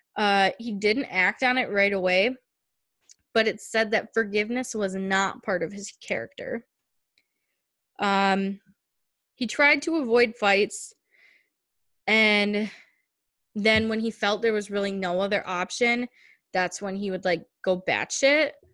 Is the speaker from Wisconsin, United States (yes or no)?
yes; Wisconsin, United States; We're from Wisconsin